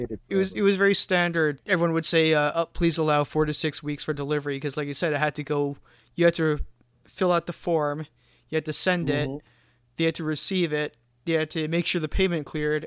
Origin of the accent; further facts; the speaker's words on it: Canada; I am Canadian, so I am not really familiar with the placement of the states.